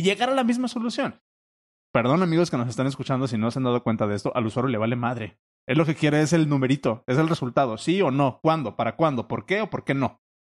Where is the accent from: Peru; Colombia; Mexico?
Mexico; como mexicano